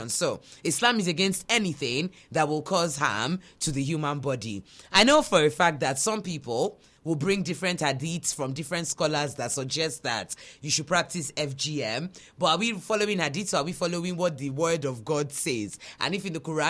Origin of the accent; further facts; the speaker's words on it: Nigeria; we're Nigerian